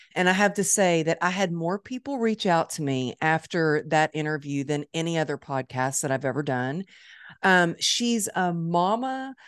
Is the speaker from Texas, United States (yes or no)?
yes; Dallas, Texas, United States; It's my hometown